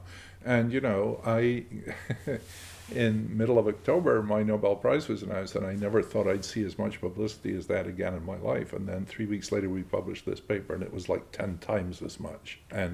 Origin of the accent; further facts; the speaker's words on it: Scotland, United Kingdom; I'm a Scot and I really care about what happens in Scotland.